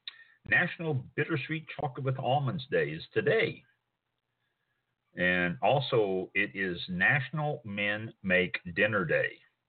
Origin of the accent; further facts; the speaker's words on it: Kansas City, Missouri, United States; now in Florida, United States; I grew up in Kansas City, Missouri.